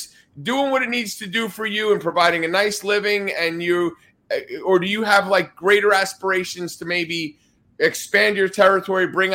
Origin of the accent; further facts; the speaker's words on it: New Jersey, United States; moved away; I'm from New Jersey